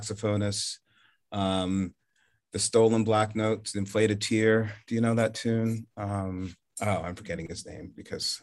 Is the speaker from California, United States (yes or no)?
no; New Jersey, United States; moved away as an adult; also born or lived in Charleston, South Carolina; grew up in New Jersey